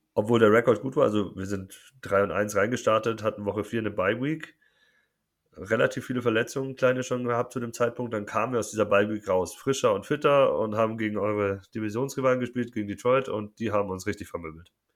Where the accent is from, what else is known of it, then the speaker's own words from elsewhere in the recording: Munich, Bavaria, Germany; Ich komme aus München